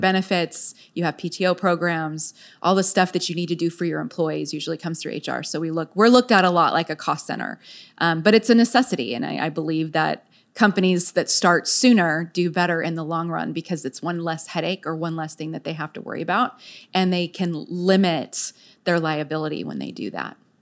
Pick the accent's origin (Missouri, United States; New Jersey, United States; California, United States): California, United States; San Diego; also born or lived in Virginia / Texas; now in Frisco, United States; I was born and raised in San Diego